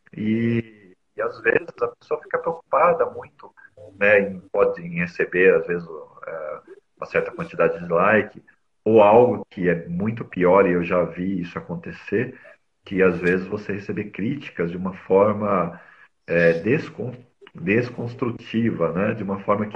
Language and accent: Portuguese; São Paulo, Brazil; Eu nasci, é, sou paulistano, nasci aqui na capital de São Paulo